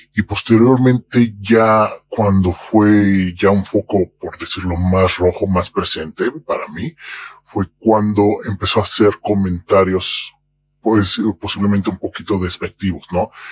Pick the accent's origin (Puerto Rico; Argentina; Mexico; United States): Mexico; soy mexicano